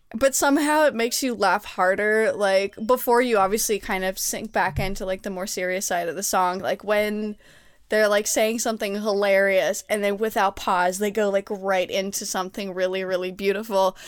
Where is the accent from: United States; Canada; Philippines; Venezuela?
Canada; I'm Canadian